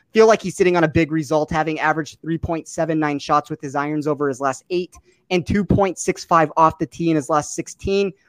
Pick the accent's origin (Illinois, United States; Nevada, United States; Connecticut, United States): Nevada, United States; Las Vegas; my hometown of Las Vegas